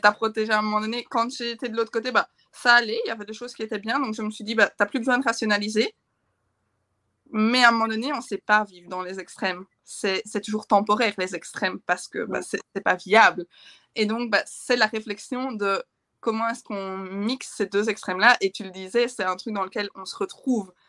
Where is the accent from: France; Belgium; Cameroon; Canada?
Belgium; chez nous en Belgique